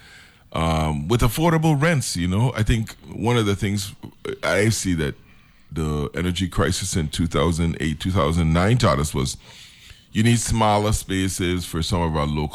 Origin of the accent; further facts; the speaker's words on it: Savannah, St. Croix, U.S. Virgin Islands; I grew up in Savannah